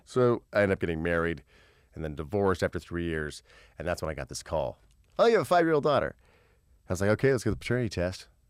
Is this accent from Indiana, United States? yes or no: yes; Terre Haute, Indiana, United States; moved away as an adult; now in Los Angeles, United States; I'm from Terre Haute, Indiana